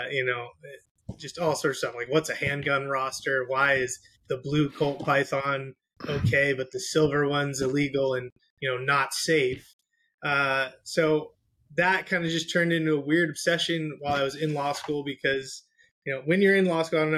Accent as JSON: {"language": "English", "town": "San Diego", "region": "California", "country": "United States", "tie": "born or raised there", "said": "Born and raised in Southern California, San Diego"}